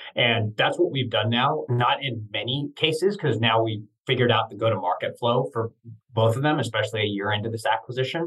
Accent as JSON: {"language": "English", "town": "Santa Cruz", "region": "California", "country": "United States", "tie": "born or raised there", "also_born_or_lived": "East Coast", "lives_now": "San Francisco, United States", "said": "I grew up in Santa Cruz, California, Northern California"}